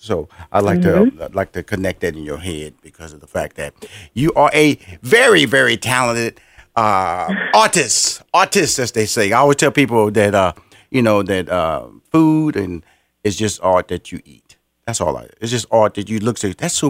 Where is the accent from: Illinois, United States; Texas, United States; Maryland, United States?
Texas, United States; Houston; You went to my city, Houston. That's why I'm from Houston